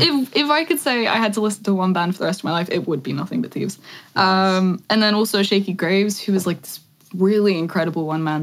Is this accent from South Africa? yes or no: no; England, United Kingdom; also born or lived in Scotland; I'm born in Scotland, but grew up in England.